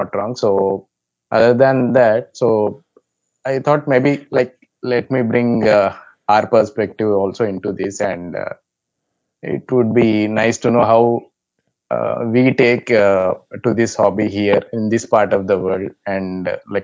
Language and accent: English; India; I'm from India